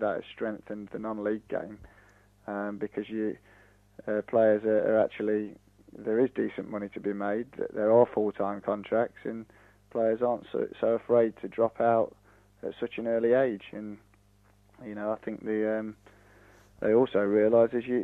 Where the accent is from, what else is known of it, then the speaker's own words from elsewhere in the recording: Nottingham, East Midlands, United Kingdom; moved away; I'm actually from Nottingham originally, so it was one of my local clubs, and I remember playing in local cup finals on the slope there.